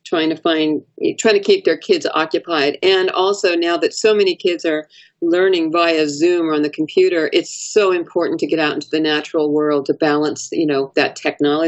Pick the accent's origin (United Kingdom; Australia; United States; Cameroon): United States; Los Angeles, California; now in Sacramento, United States; I'm originally from Los Angeles.